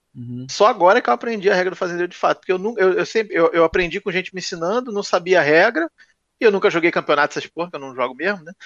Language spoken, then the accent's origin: Portuguese; Rio de Janeiro, Brazil; now in Niterói, Brazil; eu nasci no Rio